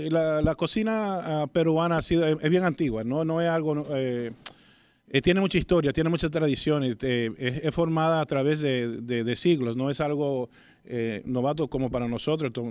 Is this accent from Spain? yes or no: no; Dominican Republic; Claro, porque somos dominicanos.